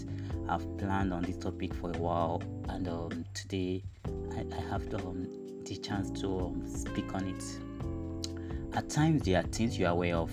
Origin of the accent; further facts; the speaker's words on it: Nigeria; I'm a Nigerian